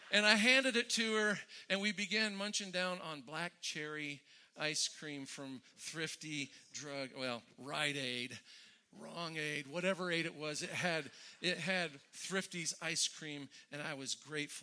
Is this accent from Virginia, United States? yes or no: no; Westminster, California, United States; We had a little strip mall about two blocks up from my house in Westminster